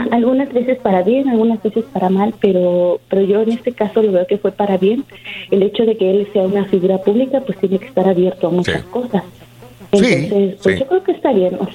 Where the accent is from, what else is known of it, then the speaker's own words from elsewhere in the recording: Mexico; yo soy mexicana y obviamente nosotros como hispanos estamos educados de diferente manera.